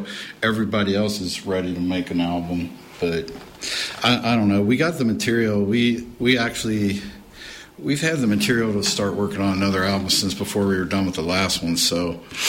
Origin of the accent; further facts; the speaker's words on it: the South, United States; we're from the South